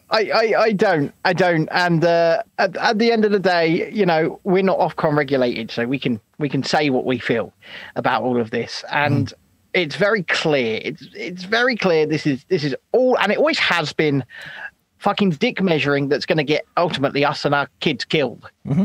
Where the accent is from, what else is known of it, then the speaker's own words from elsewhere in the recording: United Kingdom; us as British people